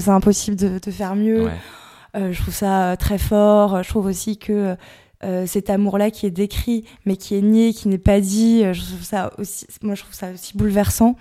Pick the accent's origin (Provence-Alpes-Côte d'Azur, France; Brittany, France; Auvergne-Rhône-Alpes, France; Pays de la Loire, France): Brittany, France; Dinard; moved away as an adult; also born or lived in Paris; je suis originaire de Bretagne